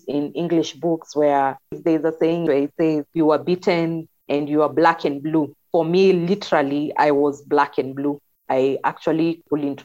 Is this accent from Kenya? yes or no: yes; Kikuyu, Central Kenya, Kenya; I was from the Kikuyu.